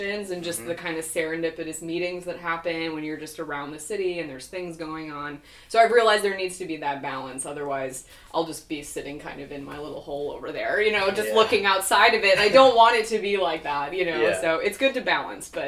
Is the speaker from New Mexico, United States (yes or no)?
no; Wisconsin, United States; also born or lived in Oregon; I'm way out there in like the middle of nowhere, and I grew up there mostly as a kid